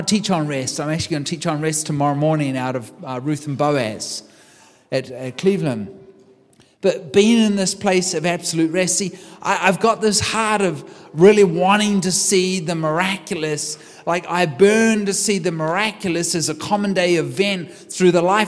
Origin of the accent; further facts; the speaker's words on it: New Zealand; moved away as an adult; now in United States; I'm from New Zealand. I've been here for 15 years in the United States.